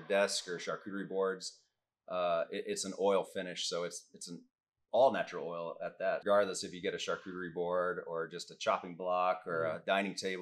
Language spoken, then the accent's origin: English; Jacksonville, Texas, United States; I grew up in Jacksonville.